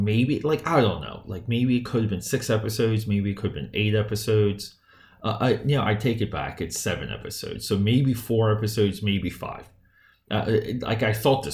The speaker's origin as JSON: {"language": "English", "region": "New Jersey", "country": "United States", "tie": "born or raised there", "said": "New Jersey. That's my hometown. All of New Jersey is my hometown"}